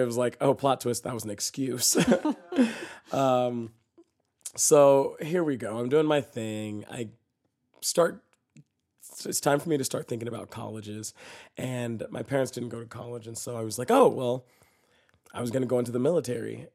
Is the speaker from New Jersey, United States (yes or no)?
no; Dallas, Texas, United States; moved away; I'm from Dallas, Texas, right? And I grew up in a pretty conservative Christian home